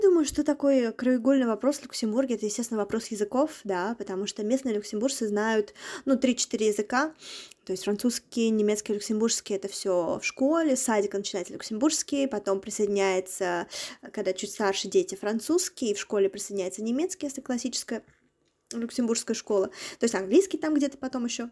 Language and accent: Russian; Nizhny Novgorod Oblast, Russia; moved away as an adult; now in Luxembourg; я из маленького города, да, еще раз я из Нижегородской области